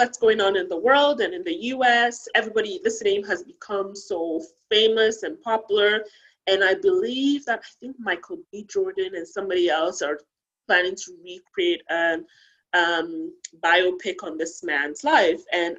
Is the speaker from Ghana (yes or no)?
yes; Ghana; moved away; when I was growing up in Ghana